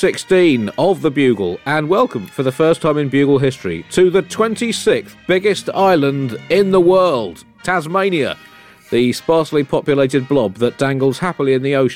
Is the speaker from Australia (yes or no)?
no; United Kingdom; as a British person, I've been trained to do from my earliest schooling